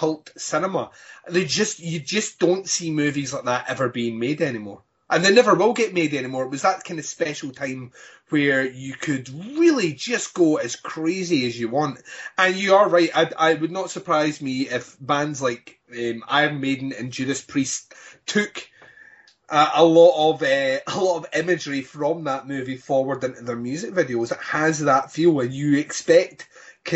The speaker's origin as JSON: {"language": "English", "region": "Scotland", "country": "United Kingdom"}